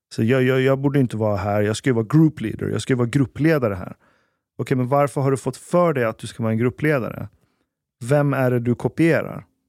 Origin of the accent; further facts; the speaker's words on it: Sweden; vi är uppvuxna i Sverige